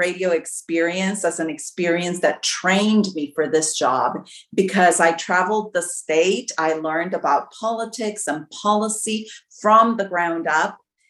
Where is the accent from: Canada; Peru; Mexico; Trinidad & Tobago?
Mexico; also born or lived in United States; Well, I was born in Mexico. I am a bilingual, bicultural candidate. My father was an American. That's why I'm able to run, because I have dual citizenship. And I grew up half of my life in Mexico, half of my life in the United States.